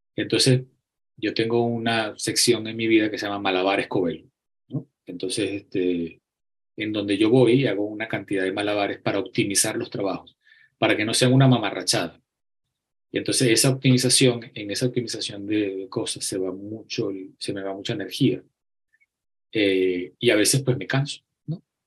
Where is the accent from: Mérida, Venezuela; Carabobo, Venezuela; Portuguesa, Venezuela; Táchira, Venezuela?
Portuguesa, Venezuela; Acarigua; moved away as an adult; also born or lived in Barquisimeto, Venezuela; Yo nací en Acarigua